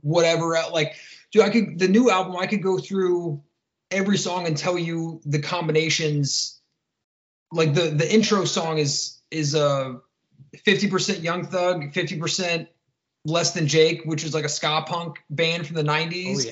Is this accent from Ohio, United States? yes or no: yes; Columbus, Ohio, United States; I'm from uh, Columbus, Ohio, uh, born and raised